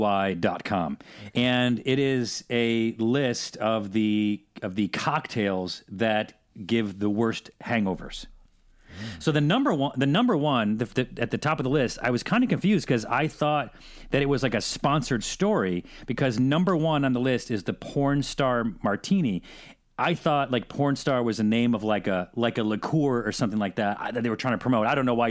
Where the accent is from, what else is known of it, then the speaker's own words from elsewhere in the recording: Syracuse, New York, United States; Because I'm from Syracuse.